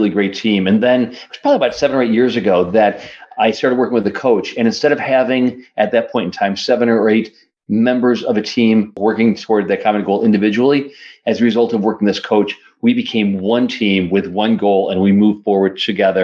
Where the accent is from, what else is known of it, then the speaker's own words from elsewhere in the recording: Rochester, New York, United States; I'm from Rochester, New York